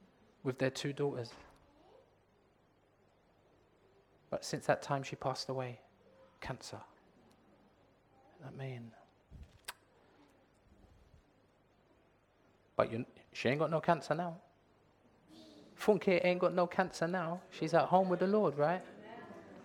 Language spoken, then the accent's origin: English; London, United Kingdom; I was born and raised in Leytonstone, that's East London.